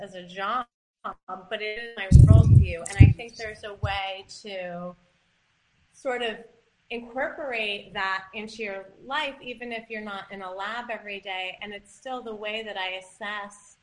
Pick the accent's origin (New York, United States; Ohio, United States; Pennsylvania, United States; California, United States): New York, United States; Ithaca; I grew up in Ithaca